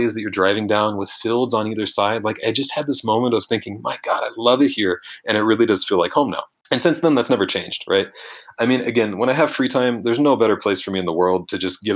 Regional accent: Louisiana, United States; moved away as an adult; now in Bishkek, Kyrgyzstan; I'm from Louisiana, right? I didn't grow up skiing. I didn't grow up with winter at all, period

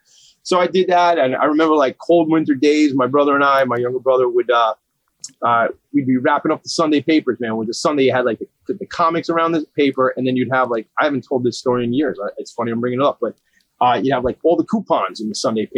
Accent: Long Island, New York, United States; I grew up here on Long Island

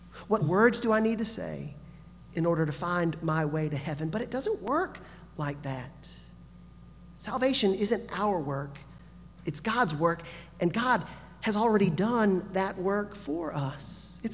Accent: Gulf Coast, United States; moved away; also born or lived in northern Alabama; I grew up on the Gulf Coast

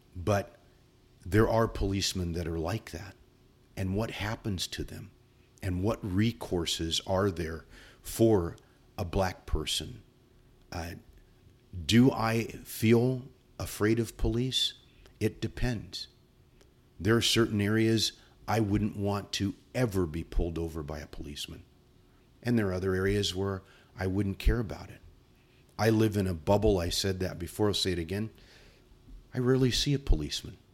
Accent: San Bernardino, California, United States; I grew up in the San Bernardino area

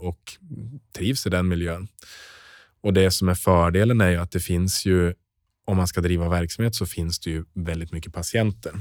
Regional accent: Norrland, Sweden; moved away; also born or lived in southern Sweden; jag är norrlänning och har blivit kvar i södra Sverige

